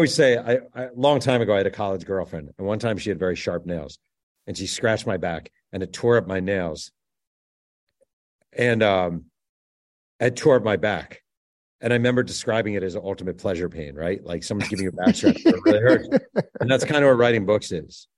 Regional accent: New York, United States; also born or lived in Delaware; now in Orange County, California, United States; I live in Orange County, California, though I'm from New York

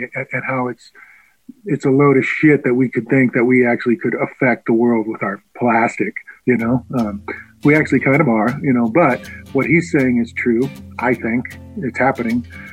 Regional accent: Scotland, United Kingdom; because I am a Scottish, right? I think I want to leave my country.

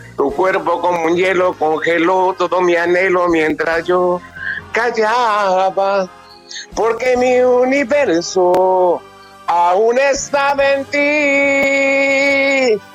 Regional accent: Mexico; nosotros como mexicanos

